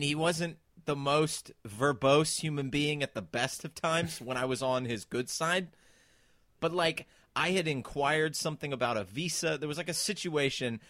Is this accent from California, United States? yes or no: yes; San Diego, California, United States; now in United Kingdom; I grew up in San Diego, California